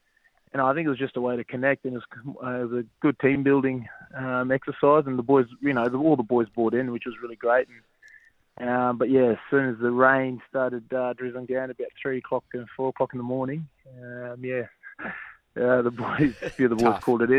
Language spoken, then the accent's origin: English; Brisbane, Queensland, Australia; moved away as an adult; now in Sydney, Australia; I came down to Sydney from Brisbane as a young 20-year-old trying to crack it, and managed to get my first gig and didn't get any game time, so I went abroad.